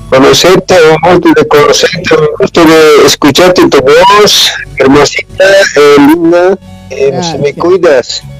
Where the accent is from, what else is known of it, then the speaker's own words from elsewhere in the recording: El Alto, La Paz, Bolivia; now in Argentina; Yo soy de La Paz, pues, del Alto.